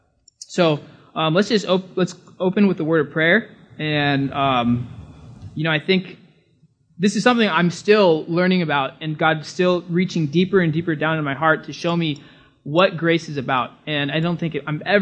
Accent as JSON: {"language": "English", "region": "California", "country": "United States", "moved": "as an adult", "lives_now": "Bahamas", "said": "I'm from California"}